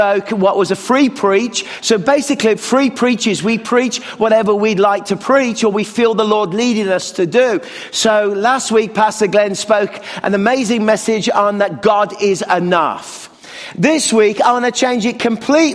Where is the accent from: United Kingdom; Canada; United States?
Canada; as a Canadian